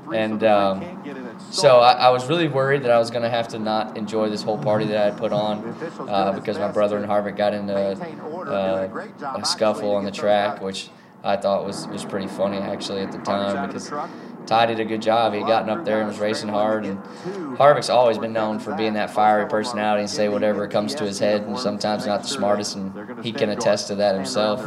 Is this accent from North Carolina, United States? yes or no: yes; North Carolina, United States; my hometown and 336 and area code there.